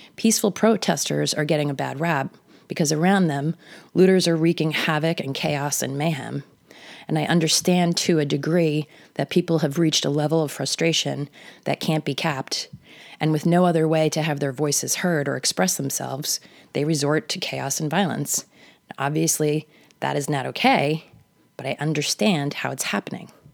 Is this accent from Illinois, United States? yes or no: no; the Hamptons, Long Island, New York, United States; I grew up in the Hamptons